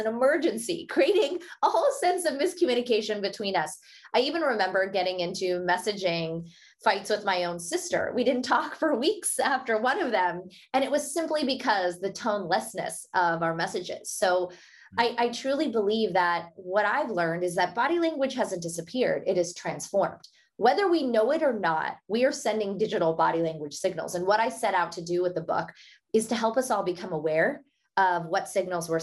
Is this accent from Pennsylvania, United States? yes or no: yes; Pittsburgh, Pennsylvania, United States; first language Hindi; English is a second language; I had accented English and really struggled to find my voice growing up in Pittsburgh, Pennsylvania